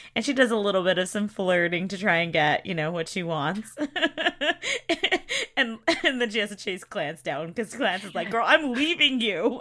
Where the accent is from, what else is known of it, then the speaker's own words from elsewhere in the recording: the South, United States; I'm from the South